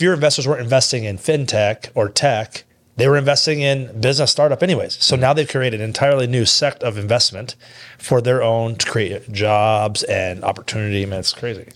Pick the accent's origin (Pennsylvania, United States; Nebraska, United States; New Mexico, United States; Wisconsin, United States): Nebraska, United States; Kearney; I'm from Kearney.